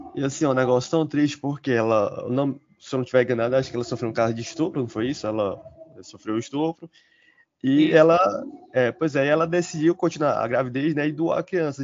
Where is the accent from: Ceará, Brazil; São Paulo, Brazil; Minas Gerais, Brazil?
Ceará, Brazil; Fortaleza; Eu sou aqui de Fortaleza, vivo na cidade